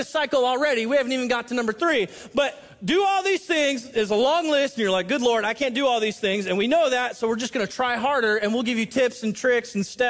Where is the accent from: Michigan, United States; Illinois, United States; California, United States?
California, United States; Southern; now in Washington, United States; I'm from Southern California